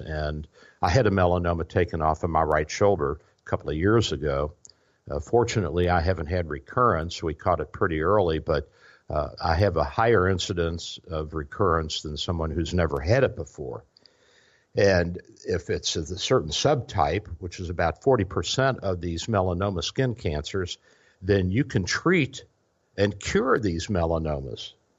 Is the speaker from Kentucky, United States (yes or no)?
yes; Louisville, Kentucky, United States; now in Florida, United States; I'm originally from Louisville, Kentucky. So we're, we're transplants down here